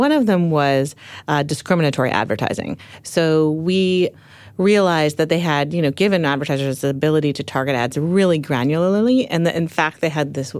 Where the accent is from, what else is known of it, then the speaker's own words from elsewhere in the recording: Palo Alto, California, United States; Yeah, I grew up in Palo Alto, and Steve Jobs was, you know, a neighbor